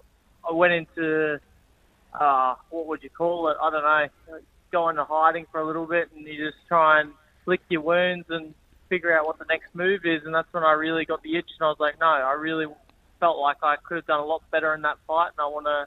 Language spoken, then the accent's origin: English; Brisbane, Queensland, Australia; I love fighting in my hometown and having that home support and being able to drive from home to the fight.